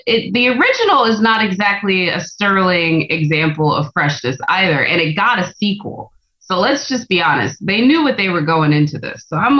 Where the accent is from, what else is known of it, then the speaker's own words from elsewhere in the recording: Corpus Christi, Texas, United States; my hometown of Corpus Christi.